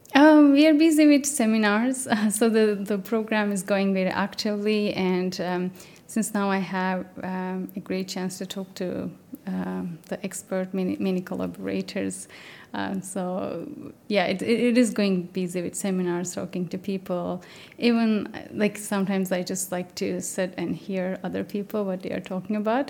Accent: Turkey; moved away as an adult; also born or lived in Canada; now in United Kingdom; I'm originally from Turkey.

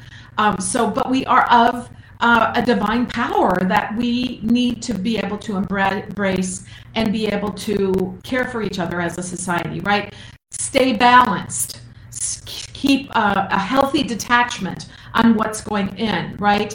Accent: Minnesota, United States; I'm from Minnesota

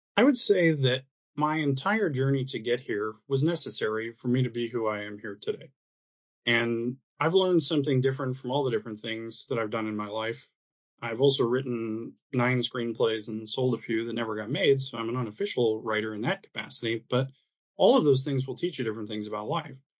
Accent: Michigan, United States; moved away; I had the wonderful experience of growing up in Michigan

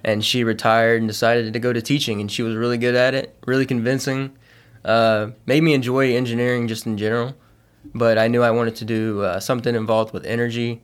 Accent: Beaumont, Texas, United States; Southeast Texas from, I'm from a, a, around the Beaumont area.

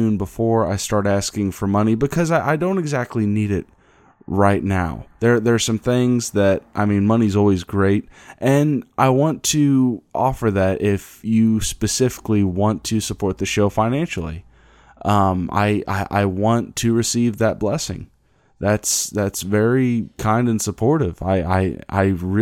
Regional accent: Kansas, United States; my hometown in Kansas

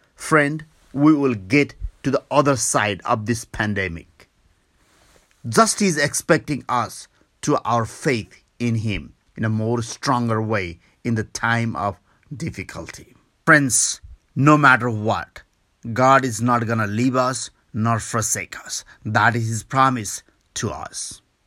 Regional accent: Nepal; also born or lived in Kathmandu, Nepal; from Nepal.

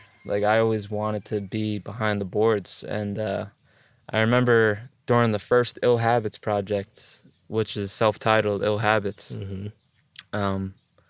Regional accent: East Coast, United States; because I'm from the East Coast.

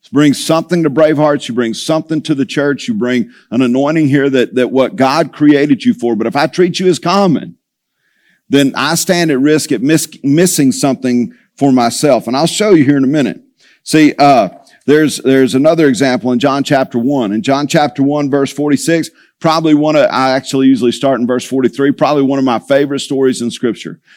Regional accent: Tulia, Texas, United States; moved away; I grew up in Tully, Texas

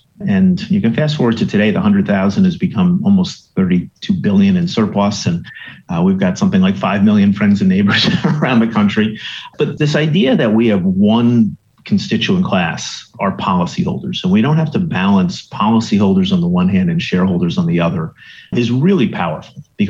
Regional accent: New Jersey, United States; also born or lived in Staten Island, New York; But I was born in Staten Island, New York, and grew up in New Jersey. So moved to Jersey when I was five from Staten Island

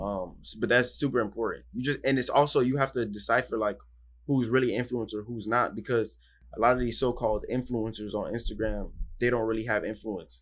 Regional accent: Miami, Florida, United States; I grew up in Miami, Florida

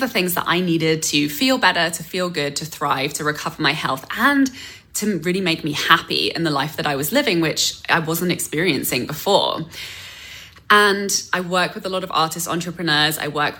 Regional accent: England, United Kingdom; moved away as an adult; now in North America; I came to North America from England, knew zero. I had one relative and I had one connection in the film industry

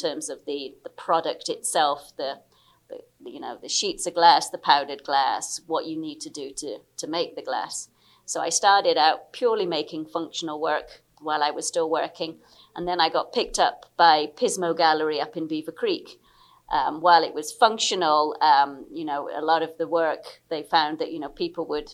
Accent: England, United Kingdom; also born or lived in Liberia; I'm British. I was born in Liberia, moved back to the UK when I was 8

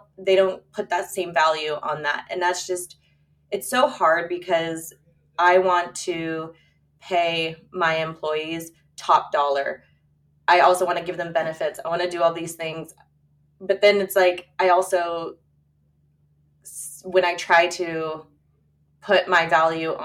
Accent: San Diego, California, United States; I was born and raised in La Jolla. I'm third generation

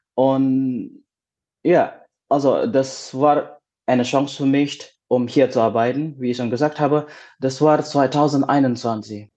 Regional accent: Indonesia; German is a second language; moved away as an adult; also born or lived in Ulm, Germany; now in Offenbach, Germany; Und ich komme aus Indonesien.

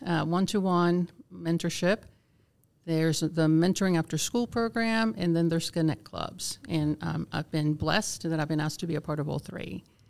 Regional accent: Vieques, Puerto Rico; first language Spanish; English is a second language; also born or lived in Georgia, United States; now in Cherokee County, Georgia, United States; I was born and raised in a small island off the coast of Puerto Rico called Vieques

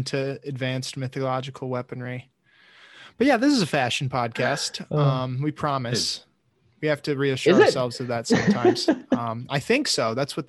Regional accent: Michigan, United States; I think it comes from the territory of growing up in Michigan. Like, it's freezing cold, like, 8 months out of the year, so.

